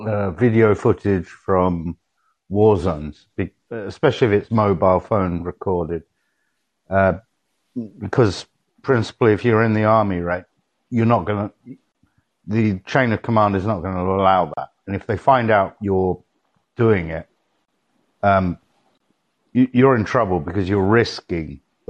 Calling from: Portugal; I'm calling in from Portugal.

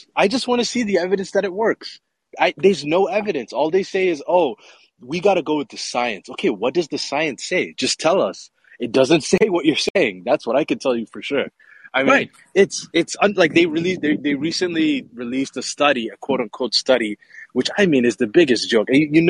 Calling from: Mogadishu, Banaadir, Somalia; Yeah, I'm calling you from Mogadishu, Somalia, believe it or not. That's my roots.

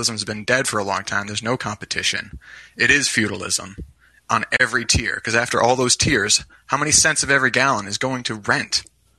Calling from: Iowa, United States; I'm calling from Iowa.

